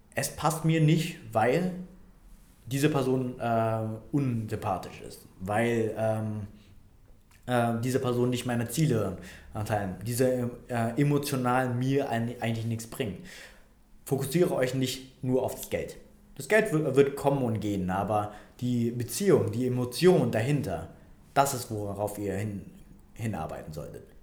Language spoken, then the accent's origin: German; Vietnam; now in Germany; Vietnam. Ne? Da komme ich her